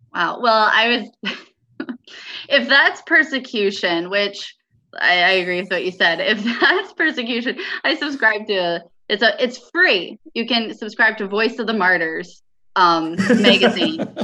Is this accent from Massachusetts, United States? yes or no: no; Michigan, United States; moved away; I'm from Michigan